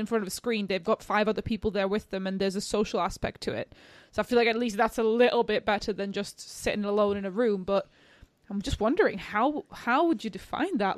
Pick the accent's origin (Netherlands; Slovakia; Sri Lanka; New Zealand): Slovakia; moved away; I'm from Slovakia